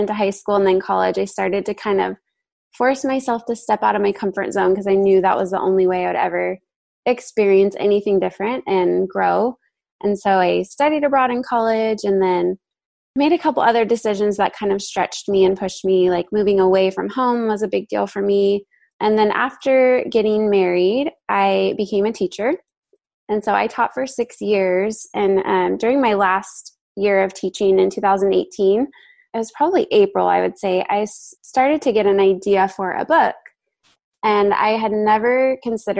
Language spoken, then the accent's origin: English; Central Valley of California, United States; moved away as an adult; now in San Luis Obispo, United States; originally I am from the Central Valley of California and we just recently moved to the Central Coast. So I'm in a town called San Luis Obispo